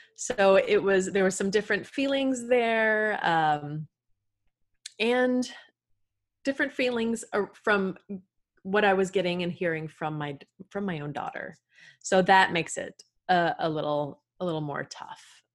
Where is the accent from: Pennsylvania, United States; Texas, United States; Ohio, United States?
Texas, United States; I am from the good old state of Texas